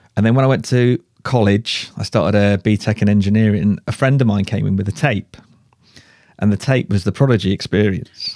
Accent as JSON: {"language": "English", "town": "Shrewsbury", "region": "West Midlands", "country": "United Kingdom", "tie": "born or raised there", "also_born_or_lived": "Cardiff / Ipswich", "moved": "as an adult", "said": "he farmed in Shrewsbury. I grew up there"}